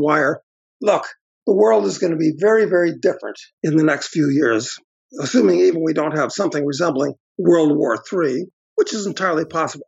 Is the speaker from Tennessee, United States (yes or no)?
no; Chicago, Illinois, United States; when I was growing up in Chicago in the 50s